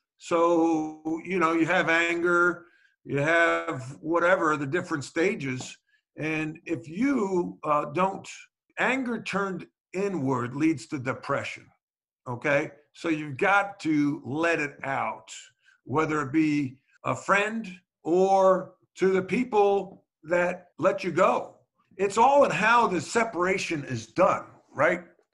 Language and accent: English; New York, United States; moved away as an adult; also born or lived in Charlotte, North Carolina; I'm an Irish Catholic kid from New York